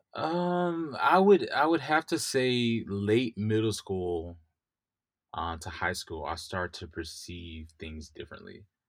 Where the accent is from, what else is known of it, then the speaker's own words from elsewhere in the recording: Mississippi, United States; also born or lived in New York; now in California, United States; I grew up in Mississippi, the Deep South